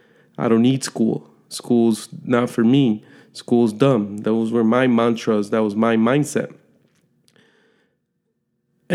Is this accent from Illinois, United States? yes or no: yes; Chicago, Illinois, United States; I was born and raised in Chicago, Illinois, an inner city kid